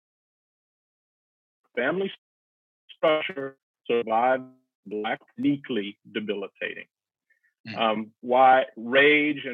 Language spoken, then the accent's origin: English; Atlanta, Georgia, United States; moved away as an adult; now in Evanston, United States; born and raised Atlanta, Georgia